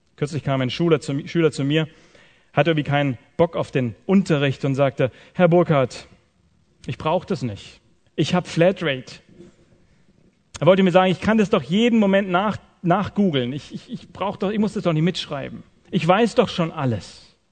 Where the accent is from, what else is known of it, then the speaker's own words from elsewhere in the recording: Swabia, Germany; Ich komme aus dem Schwabenland